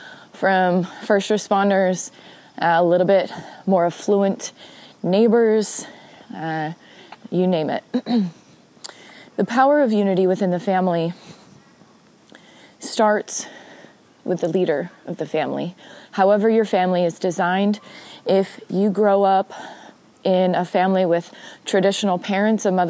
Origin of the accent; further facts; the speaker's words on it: Spanaway, Washington, United States; the town near where I grew up in Spanaway, Washington